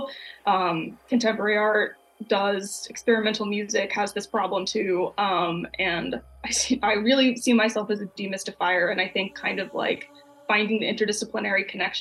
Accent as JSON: {"language": "English", "region": "Texas", "country": "United States", "moved": "yes", "lives_now": "Chicago, United States", "said": "I'm from Texas"}